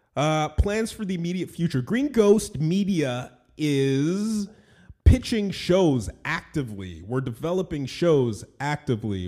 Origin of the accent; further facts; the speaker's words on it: Toronto, Ontario, Canada; I was born in Toronto, Ontario, Canada. I'm Canadian